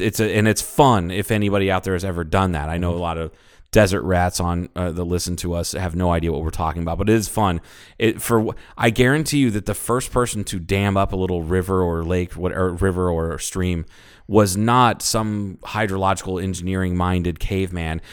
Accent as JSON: {"language": "English", "region": "suburban Ohio", "country": "United States", "tie": "born or raised there", "said": "this is suburban Ohio"}